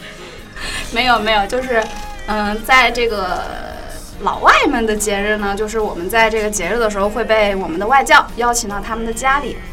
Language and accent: Chinese; Hubei, China; 我们老家那边，我们过年不吃饺子，我是湖北人